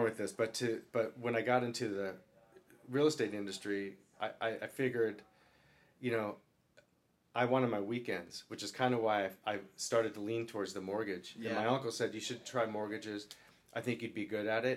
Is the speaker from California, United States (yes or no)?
no; Kansas, United States; now in Los Angeles, United States; I've been in LA for a while, but I was still from Kansas, a little bit green